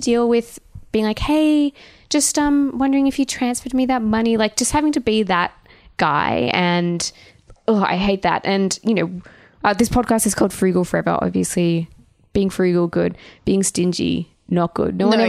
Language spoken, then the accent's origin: English; Canberra, Australian Capital Territory, Australia; now in Sydney, Australia; Just because I'm from Canberra doesn't mean I'm destitute.